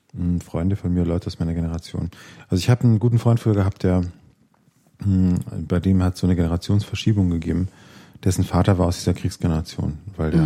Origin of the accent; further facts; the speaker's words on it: Witzenhausen, Hesse, Germany; wo ich herkomme, in Witzenhausen